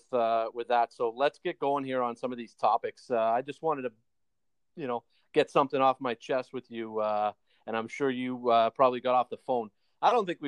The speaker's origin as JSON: {"language": "English", "town": "Toronto", "region": "Ontario", "country": "Canada", "said": "we're obviously Canadian-based Toronto boys"}